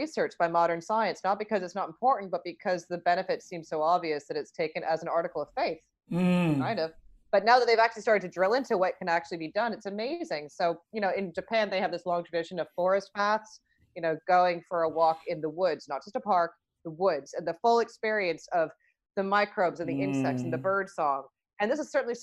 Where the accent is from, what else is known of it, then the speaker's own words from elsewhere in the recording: Toronto, Ontario, Canada; I grew up in Toronto